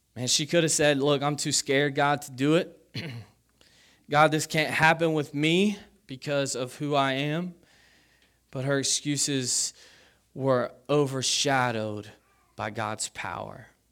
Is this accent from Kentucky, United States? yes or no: yes; Kentucky, United States; I grew up in Kentucky